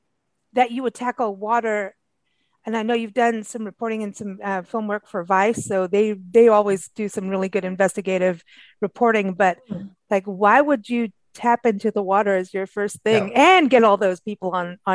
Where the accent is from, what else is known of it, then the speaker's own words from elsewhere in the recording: Southern California, United States; moved away as an adult; we're both from Southern California, lived out of the country for many years